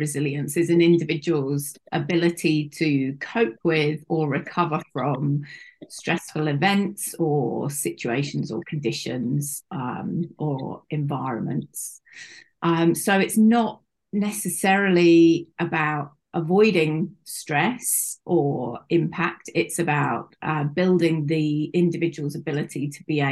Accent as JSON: {"language": "English", "country": "United Kingdom", "said": "As you may be able to guess from my accent, I am from the UK and currently living in the UK"}